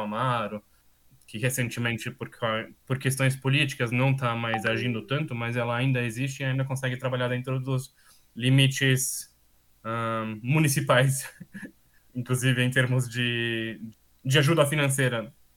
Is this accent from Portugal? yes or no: no; Austria; Portuguese is a second language; also born or lived in Brazil / Paris; então eu sou austríaco. É, vivi praticamente toda a minha vida na Áustria, com algumas exceções